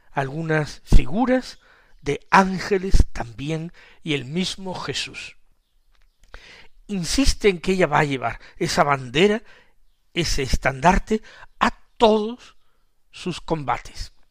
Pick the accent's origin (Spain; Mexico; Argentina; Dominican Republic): Spain; Para nosotros, que somos españoles, pues, pues todo eso nos hace que esta santa resulte más lejana.